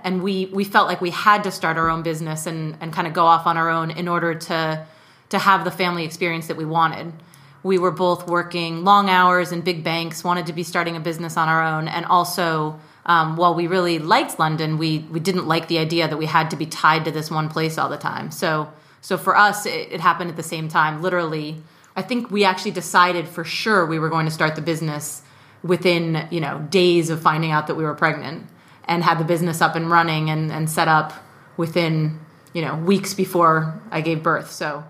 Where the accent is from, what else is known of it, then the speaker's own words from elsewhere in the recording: Mexico City, Mexico; because I grew up in Mexico City.